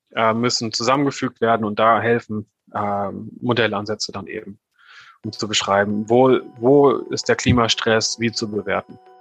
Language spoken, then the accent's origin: German; Northern Germany, Germany; ich bin, ich bin Norddeutscher vom Hintergrund her. Ich weiß nicht, ob man mir das äh, sehr stark anhört. Aber bei uns, wo ich herkomme, äh, ist alles flach